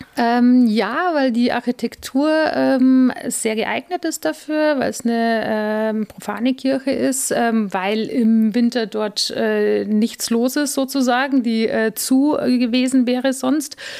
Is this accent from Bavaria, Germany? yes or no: yes; Munich, Bavaria, Germany; moved away as an adult; also born or lived in Italy / Frankfurt; now in Regensburg, Germany; Geboren wurde ich in München, ähm, hab, bin auf dem Land aufgewachsen